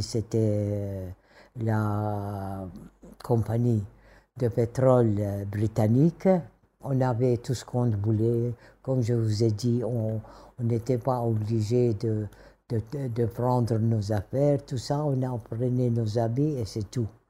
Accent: Damascus, Damascus Governorate, Syria; first language Kurdish; French is a second language; moved away as an adult; also born or lived in Kirkuk, Iraq; now in Erbil, Iraq; j'ai grandi à Damas

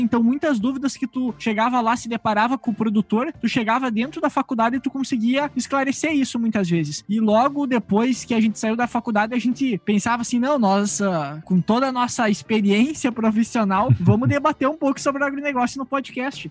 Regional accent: northwest Rio Grande do Sul, Brazil; eu também sou aqui do Rio Grande do Sul. Nós todos somos, né? Somos aqui da região noroeste do Rio Grande do Sul

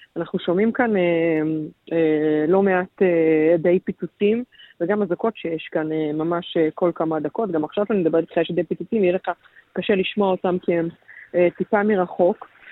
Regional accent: Israel; אצלנו בישראל

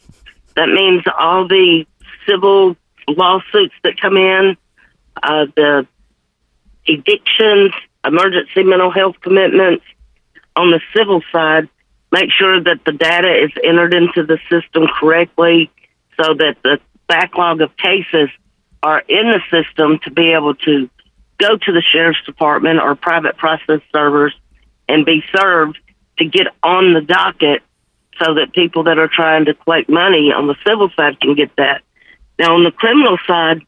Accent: Memphis, Tennessee, United States; I'm born and raised in Memphis, been here my whole

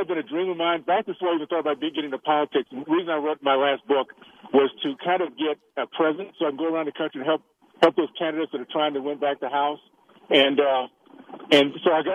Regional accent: Tallahassee, Florida, United States; moved away; the values I grew up with in Tallahassee

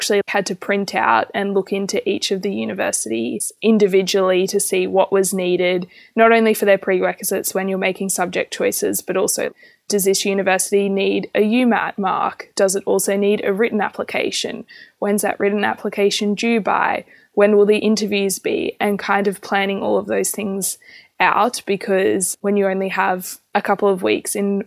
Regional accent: Australia; I'm from a rural area

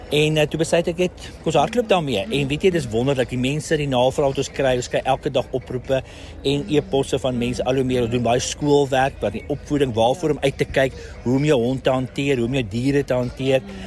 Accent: Pretoria, Gauteng, South Africa; ek's van Pretoria

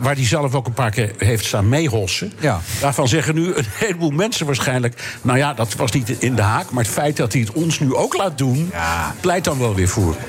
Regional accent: Amsterdam, North Holland, Netherlands; also born or lived in New York; En ik ben een ras-echte Amsterdammer. Ik ben hier geboren en getogen.

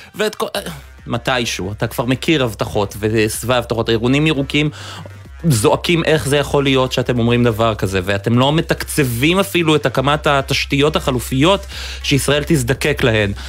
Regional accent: Haifa, Haifa District, Israel; moved away; אני חיפאי במקור, המפרץ, הלבניות שם זה חלק מנוף ילדותי

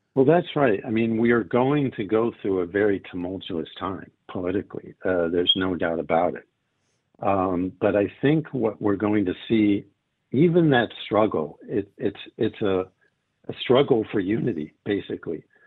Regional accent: United States; now in Israel; I grew up in America

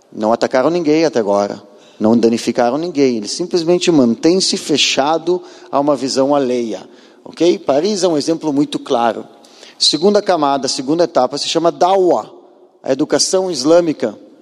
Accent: Porto Alegre, Rio Grande do Sul, Brazil; moved away as an adult; now in Israel; eu nasci em Porto Alegre há 43 anos atrás Fui morar em Israel, nasci numa casa judia, porto-alegrense

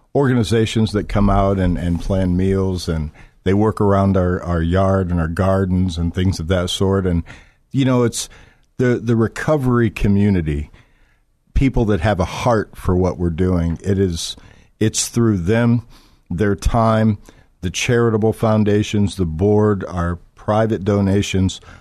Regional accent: Florida, United States; moved away as an adult; also born or lived in Michigan; I was born in Florida and, uh, moved to Michigan when I was about eighteen years old

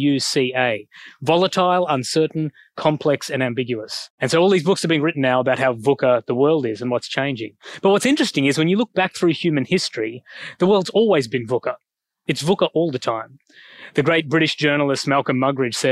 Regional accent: Australia; accent: Australian; moved away as an adult; also born or lived in Sri Lanka / Oxford, United Kingdom / Singapore; now in Sydney, Australia; I get my skin color from Sri Lanka, my accent from Australia

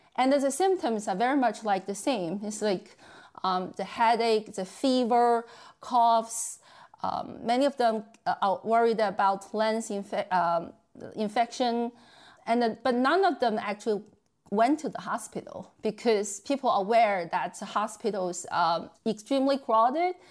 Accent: Beijing, China; moved away; in my hometown city, Beijing

